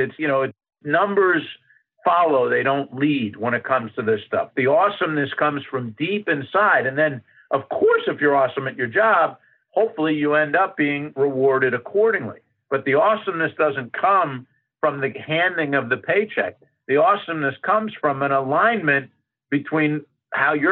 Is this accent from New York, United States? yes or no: no; Philadelphia, Pennsylvania, United States; I grew up in Philadelphia, and we used to have to go through the toll booth to get to New Jersey